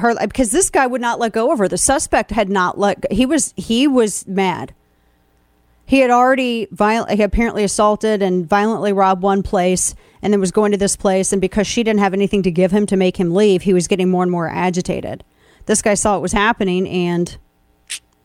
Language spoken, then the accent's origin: English; Missouri, United States; my home state of Missouri.